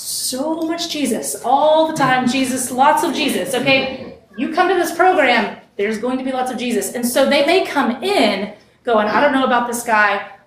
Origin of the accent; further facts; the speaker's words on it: West Texas, United States; I grew up in West Texas, the desert, basically.